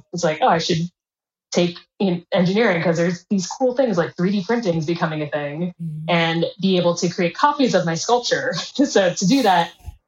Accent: Bay Area, California, United States; also born or lived in Midwest, United States; I'm from the Midwest in the United States initially, and moved over to California early on in my childhood. So I was in the Bay Area

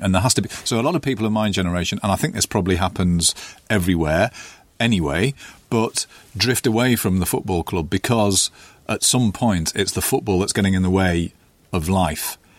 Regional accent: North East England, United Kingdom; I felt like I was from the Northeast

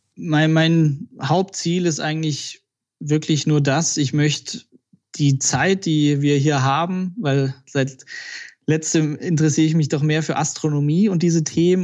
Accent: Balingen, Baden-Württemberg, Germany; Wo ich herkomme, genau, also eine Stunde südlich von Stuttgart aus Balingen

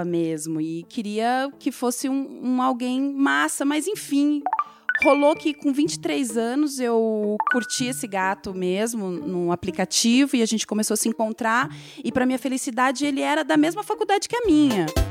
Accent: Mato Grosso do Sul, Brazil; now in Curitiba, Brazil; nasci no Mato Grosso do Sul, viajo por aí, faço trabalho por lá, lá, mas eu vivo ali em Curitiba. Daí o pessoal pensa que eu sou curitibana, mas não sou

